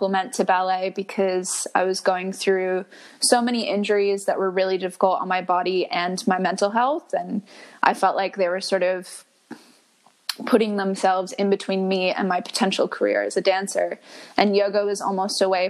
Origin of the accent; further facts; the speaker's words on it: just outside of Boston, Massachusetts, United States; moved away as an adult; now in Melbourne, Australia; I'm originally from Boston, born and raised just outside of Boston